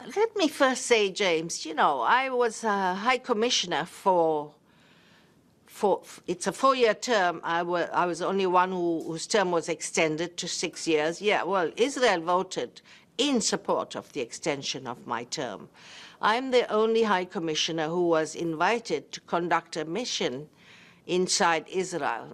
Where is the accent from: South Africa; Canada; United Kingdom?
South Africa; as a South African who born under apartheid and in the struggle